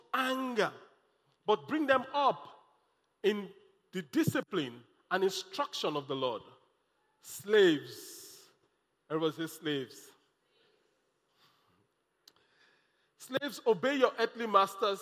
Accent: Nigeria; also born or lived in Lagos

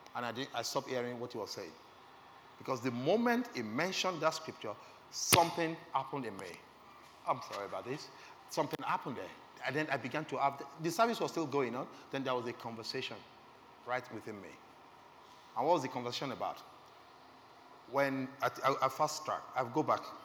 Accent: Lagos, Nigeria; I was born again in Lagos. I was raised in Lagos

